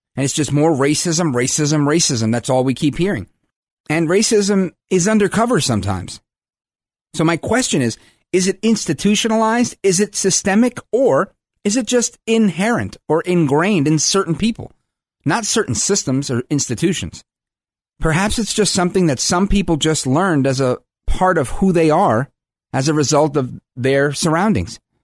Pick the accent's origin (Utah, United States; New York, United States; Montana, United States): New York, United States; I'm from New York